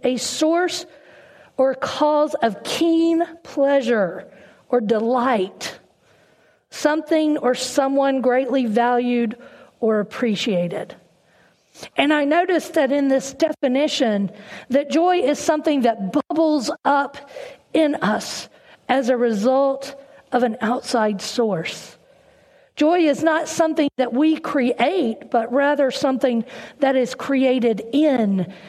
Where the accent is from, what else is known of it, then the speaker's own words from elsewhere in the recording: North Carolina, United States; accent: southern twang; now in Northern Virginia, United States; I was born and raised in North Carolina, and so there's a little bit of a southern twang in my voice. My husband Todd and I have lived in Northern Virginia for almost 30 years.